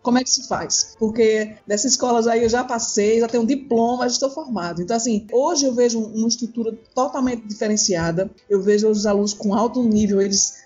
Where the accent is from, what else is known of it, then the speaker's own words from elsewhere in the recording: São Caetano, Pernambuco, Brazil; de onde eu venho